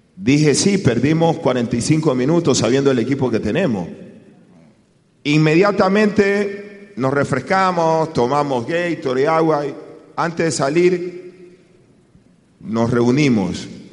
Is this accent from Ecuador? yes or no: yes; Ecuador